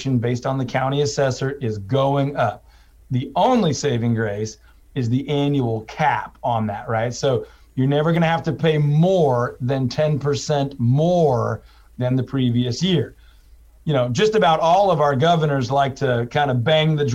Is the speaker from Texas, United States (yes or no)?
yes; Houston, Texas, United States; also born or lived in Waco; I'm originally from Houston. I went to school in Waco.